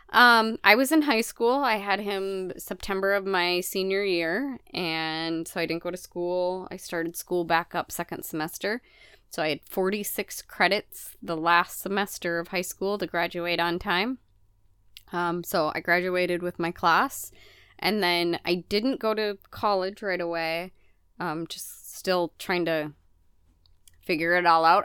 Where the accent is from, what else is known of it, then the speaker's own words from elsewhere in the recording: Midwest, United States; moved away; also born or lived in Mississippi River area; growing up in the Midwest